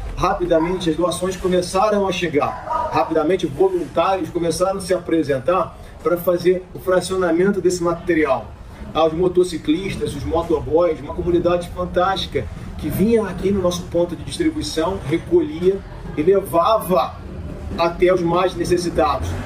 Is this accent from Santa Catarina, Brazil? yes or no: no; Petrópolis, Rio de Janeiro, Brazil; médico veterinário, nascido e criado em Petrópolis, 47 anos na região